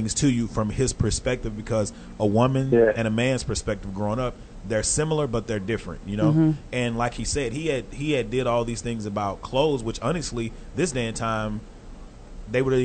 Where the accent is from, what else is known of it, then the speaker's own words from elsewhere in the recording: Texarkana, United States; growing up in Texarkana playing football